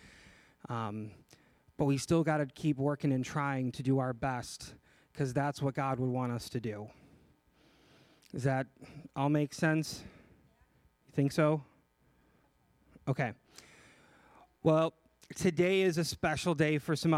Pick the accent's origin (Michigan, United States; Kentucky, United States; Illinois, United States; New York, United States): Illinois, United States; just outside of Chicago; I'm from Illinois, just outside of Chicago